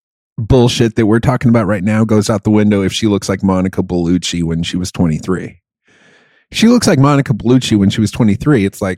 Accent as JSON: {"language": "English", "country": "Germany", "tie": "born or raised there", "moved": "yes", "said": "where I grew up in Germany"}